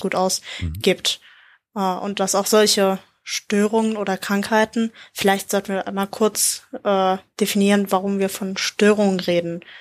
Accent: Germany; als Deutscher

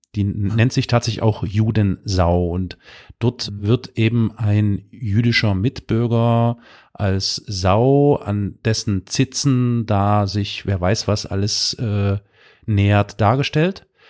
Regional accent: Germany; also born or lived in Dresden, Saxony; wir äh, Deutschen

